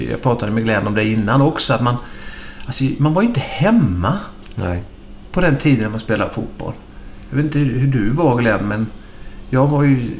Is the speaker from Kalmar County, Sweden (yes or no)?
yes; Vimmerby, Kalmar County, Sweden; born there; Eh, som i Vimmerby är vi födda. Det står det i passet i alla fall.